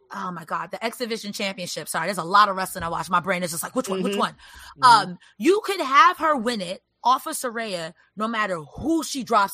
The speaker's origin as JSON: {"language": "English", "town": "New York City", "region": "New York", "country": "United States", "said": "I'm from the Bronx"}